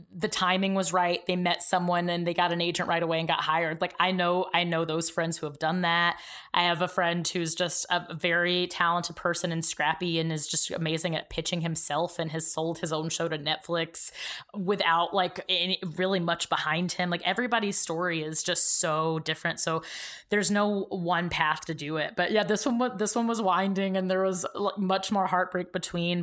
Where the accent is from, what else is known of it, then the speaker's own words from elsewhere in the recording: Georgia, United States; moved away as an adult; I grew up in Georgia.